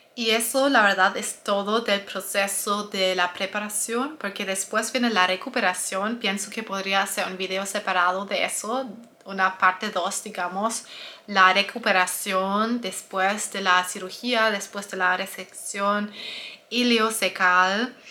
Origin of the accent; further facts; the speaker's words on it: Germany; Spanish is a second language; soy alemana, tal vez lo escuchas en mi voz